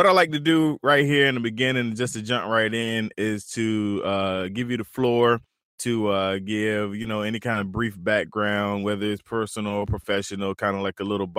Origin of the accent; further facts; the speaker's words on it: Eastern North Carolina, United States; moved away; also born or lived in Raleigh, North Carolina; I'm from Eastern North Carolina.